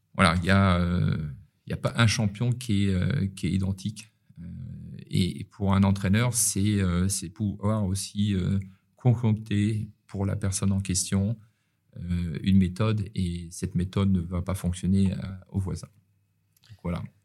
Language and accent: French; Paris, Île-de-France, France; now in Nice, France; quand on est parisien